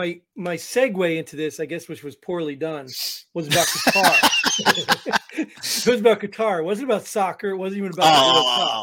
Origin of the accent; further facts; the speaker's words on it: New Jersey, United States; I grew up in New Jersey